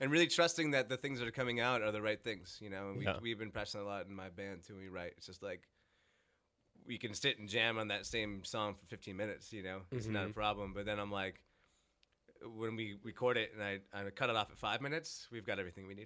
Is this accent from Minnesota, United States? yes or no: yes; Minnesota, United States; moved away as an adult; also born or lived in Colorado / San Diego; now in Orange County, United States; Born and raised in Minnesota